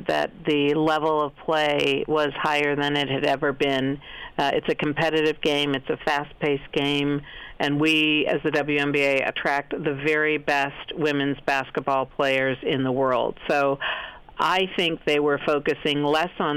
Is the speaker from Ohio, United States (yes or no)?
yes; Cleveland, Ohio, United States; I grew up in Cleveland, Ohio